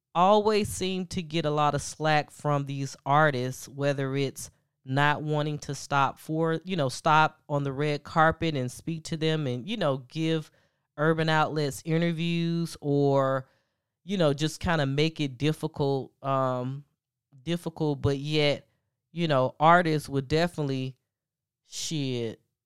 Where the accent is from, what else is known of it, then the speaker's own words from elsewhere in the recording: the South, United States; I'm from the South. you know, I come from the South